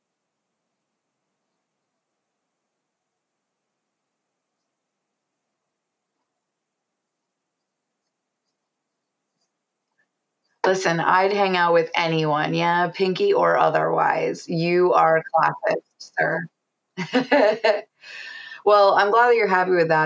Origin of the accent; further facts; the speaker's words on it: United States; I'm from the States, so we say Call of Duty.